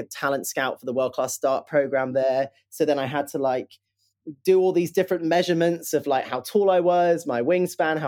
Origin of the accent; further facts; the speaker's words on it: Plymouth, South West England, United Kingdom; I grew up in Plymouth, which is in southwest of the UK